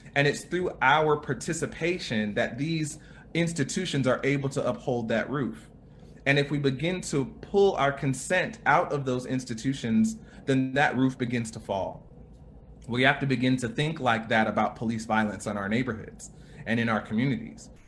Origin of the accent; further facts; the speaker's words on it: United States; a black man growing up in America